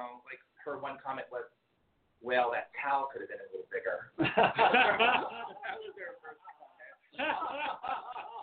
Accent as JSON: {"language": "English", "region": "Ohio", "country": "United States", "said": "I'm from Ohio"}